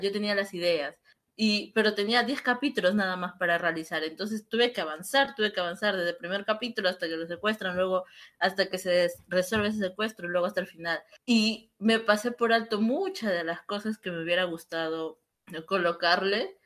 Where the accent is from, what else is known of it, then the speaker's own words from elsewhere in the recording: Peru; en mi país, en Perú